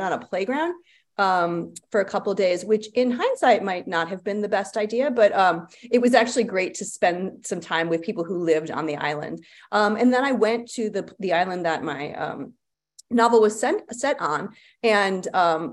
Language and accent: English; United States; I'm an American